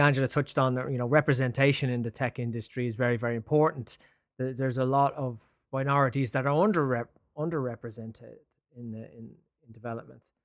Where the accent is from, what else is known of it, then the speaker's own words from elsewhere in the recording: Ireland; now in London, United Kingdom; I'm Irish